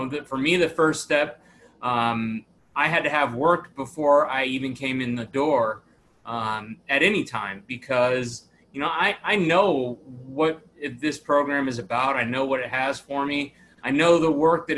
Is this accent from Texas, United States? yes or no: yes; Dallas, Texas, United States; also born or lived in Tacoma, Washington; I was born in Tacoma, Washington. I grew up in Dallas, Texas.